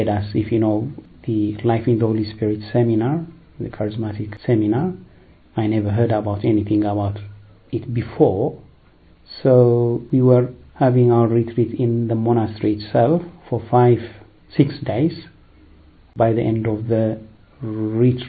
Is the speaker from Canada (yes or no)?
no; Addis Ababa, Ethiopia; moved away as an adult; also born or lived in Eritrea; now in London, United Kingdom; I'm originally from Eritrea. I was born in Ethiopia, raised in Ethiopia, in the capital Addis Ababa